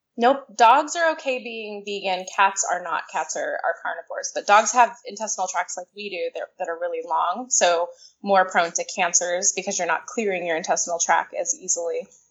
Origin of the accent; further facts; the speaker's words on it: California, United States; moved away as an adult; also born or lived in Miami; I grew up in California um, until I was about 24